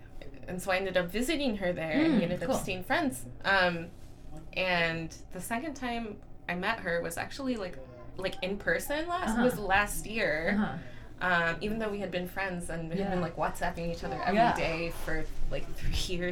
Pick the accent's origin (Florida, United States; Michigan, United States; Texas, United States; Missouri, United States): Michigan, United States; Flint; moved away; I'm from Flint